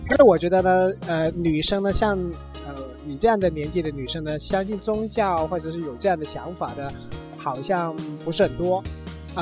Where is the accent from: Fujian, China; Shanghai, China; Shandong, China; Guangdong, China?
Guangdong, China; 我们广东话说的